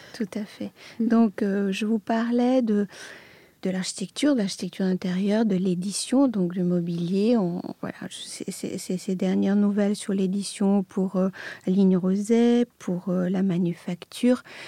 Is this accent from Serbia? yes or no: yes; Belgrade, Serbia; moved away; je, suis née à Belgrade, euh, j'ai grandi en Serbie dans une famille d'artistes